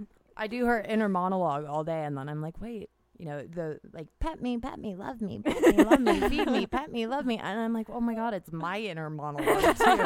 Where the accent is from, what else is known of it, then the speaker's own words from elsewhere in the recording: London, United Kingdom; moved away; I grew up in London.